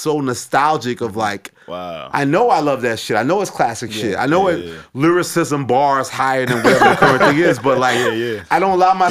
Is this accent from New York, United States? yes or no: yes; New York City, New York, United States; moved away as an adult; now in California, United States; I'm from Queens